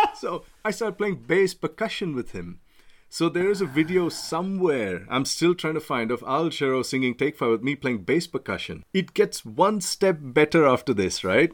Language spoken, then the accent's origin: English; Mumbai, Maharashtra, India; moved away as an adult; now in United Kingdom; I'm from Bombay.